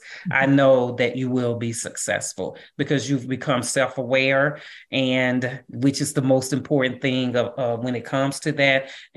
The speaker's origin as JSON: {"language": "English", "town": "St. Louis", "region": "Missouri", "country": "United States", "said": "I'm from St. Louis"}